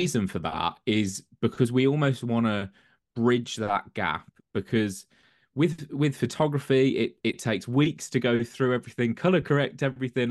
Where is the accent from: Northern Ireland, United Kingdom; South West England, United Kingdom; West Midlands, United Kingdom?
West Midlands, United Kingdom; Birmingham; moved away as an adult; also born or lived in London; now in Coventry, United Kingdom; I'm originally from South Birmingham